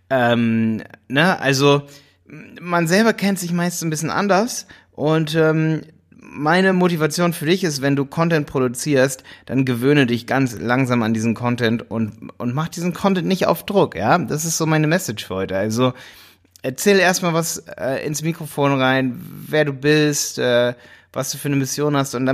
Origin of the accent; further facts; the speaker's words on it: Hildesheim, Lower Saxony, Germany; weil ich komme auch aus Hildesheim.